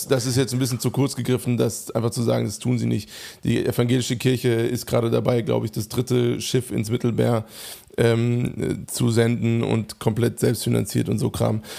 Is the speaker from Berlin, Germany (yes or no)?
no; Hofheim am Taunus, Hesse, Germany; moved away; Hofheim, wo einfach Reichtum zur absoluten Tagesordnung gehörte. Also ich bin aufgewachsen im Umfeld